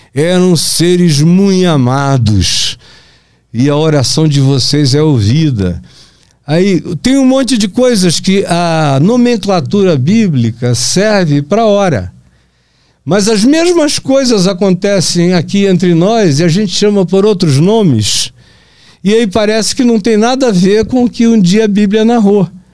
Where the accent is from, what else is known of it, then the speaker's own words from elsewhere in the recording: Pará, Brazil; moved away; also born or lived in Manaus, Amazonas; na minha terra, lá no Pará